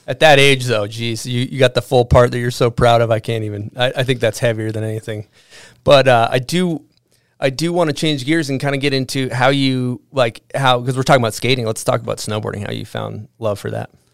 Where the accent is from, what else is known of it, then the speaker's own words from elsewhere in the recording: East Coast, United States; moved away; growing up on the East Coast